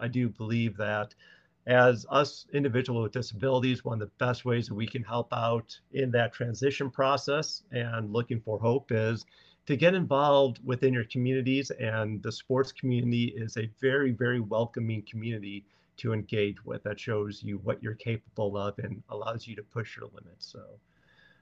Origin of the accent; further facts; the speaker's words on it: Chicago, Illinois, United States; moved away as an adult; now in Lawrence, United States; Originally, I'm from South Side of Chicago